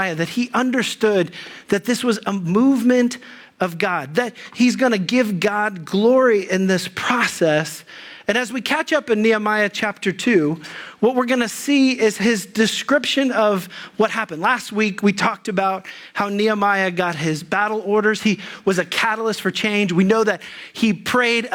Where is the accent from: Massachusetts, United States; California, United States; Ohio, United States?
Ohio, United States; Dayton; I grew up in the Dayton area in southern Ohio, or closer to Dayton, in a suburb of Dayton